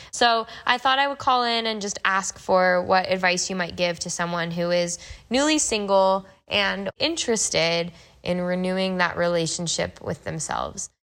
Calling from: Denver, Colorado, United States; I'm calling in from Denver, Colorado

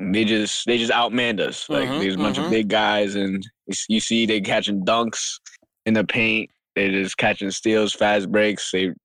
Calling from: Manhattan, New York, United States; …, coming on from Manhattan, New

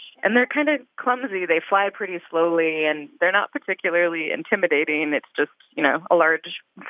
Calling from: Lawrence, Kansas, United States; I'm calling from Lawrence, Kansas.

